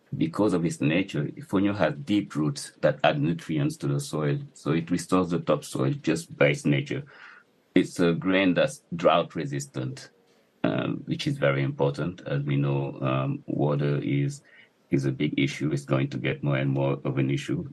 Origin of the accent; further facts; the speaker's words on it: Dakar, Senegal; also born or lived in Casamance; I grew up in Dakar